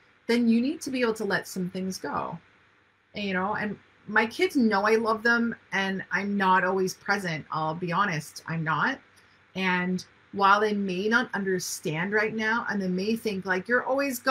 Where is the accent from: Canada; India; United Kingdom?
Canada; Ontario; now in North Vancouver, Canada; I live in Vancouver, North Vancouver to be specific. My family's in Ontario